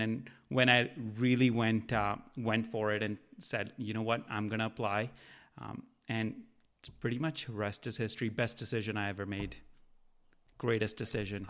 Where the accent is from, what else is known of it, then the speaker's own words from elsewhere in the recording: India; now in Canada; I grew up in India